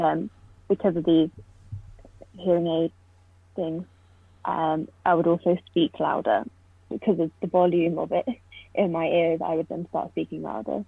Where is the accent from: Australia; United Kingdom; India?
United Kingdom; Poole, South West England; moved away as an adult; now in Oxford, United Kingdom; I'm from Poole, but I always say Bournemouth because no one knows where Poole is, but it's right next door.